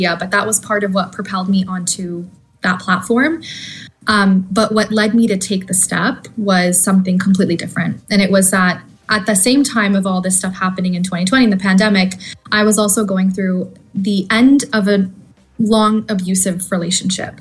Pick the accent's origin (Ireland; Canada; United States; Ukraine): Canada; moved away as an adult; also born or lived in Australia; I'm originally Canadian, you know, went to school there